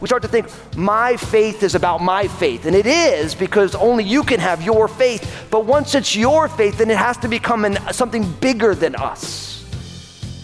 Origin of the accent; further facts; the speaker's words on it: New Jersey, United States; the high school that I went to in my home state of New Jersey